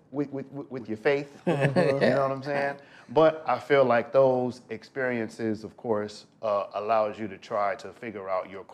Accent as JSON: {"language": "English", "town": "Compton", "region": "California", "country": "United States", "tie": "born or raised there", "said": "I'm from Compton, California, born and raised"}